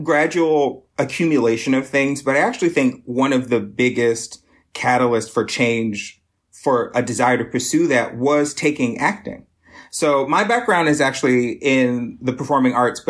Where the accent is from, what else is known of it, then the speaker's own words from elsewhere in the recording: Lexington, South Carolina, United States; moved away as an adult; also born or lived in Greenville, South Carolina / Chicago; now in Detroit, United States; I'm originally from South Carolina. So I was... born and raised in sort of the Midlands, Lexington